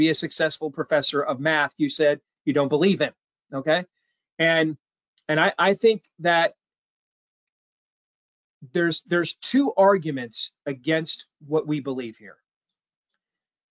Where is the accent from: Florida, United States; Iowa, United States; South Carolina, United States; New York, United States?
Iowa, United States; I'm from Iowa